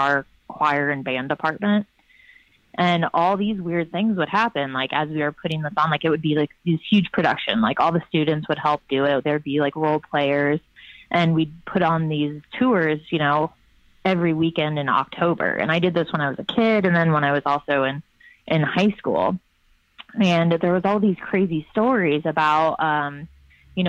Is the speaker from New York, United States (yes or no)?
no; Lafayette, Indiana, United States; now in Portland, United States; when I was growing up in Lafayette, Indiana, my high school used to run this haunted mansion